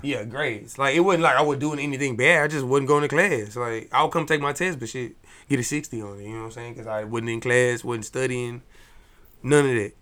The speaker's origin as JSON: {"language": "English", "town": "Dallas", "region": "Texas", "country": "United States", "said": "I'm from Dallas"}